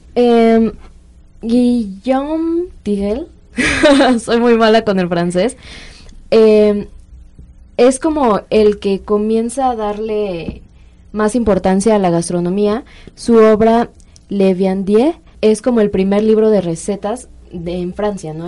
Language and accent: Spanish; Mexico City, Mexico; somos mexicanos o chilangos